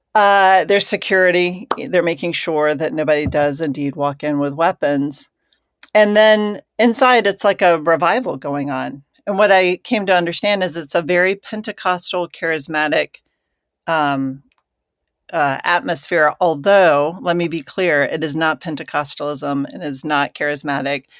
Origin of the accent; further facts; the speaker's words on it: Georgia, United States; I grew up in Georgia